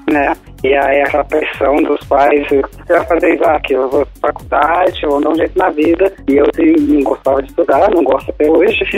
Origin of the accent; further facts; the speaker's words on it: Belo Horizonte, Minas Gerais, Brazil; moved away as an adult; now in Dublin, Ireland; sou de BH, mas eu falo agora da Irlanda.